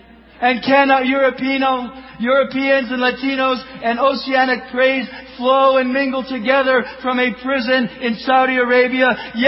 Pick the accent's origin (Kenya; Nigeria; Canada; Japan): Kenya; born there; I was born in Kenya.